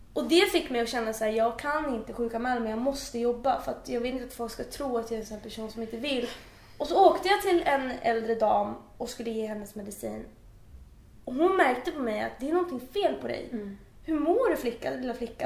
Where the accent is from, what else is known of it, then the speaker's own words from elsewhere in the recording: Uppsala, Uppsala County, Sweden; moved away as an adult; now in Stockholm, Sweden; jag kommer ju från Uppsala så jag är eh, född och uppvuxen där